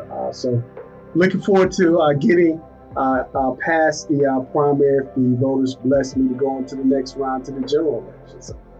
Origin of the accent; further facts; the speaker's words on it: Atlanta, Georgia, United States; because I was born and raised in Atlanta, South Fulton. Went to Banneker High School and actually grew up on Garden Road, not very far away from the station here on Phoenix Boulevard.